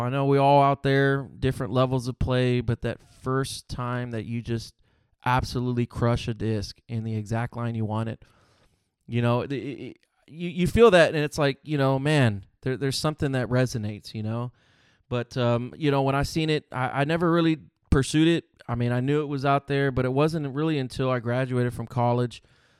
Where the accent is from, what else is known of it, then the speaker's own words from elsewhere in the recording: Panama City, Panama; born there; first language Spanish; English is a second language; also born or lived in San Antonio, Texas, United States; I was born in Panama City, Panama. Que viva Panama. Spanish is my native language.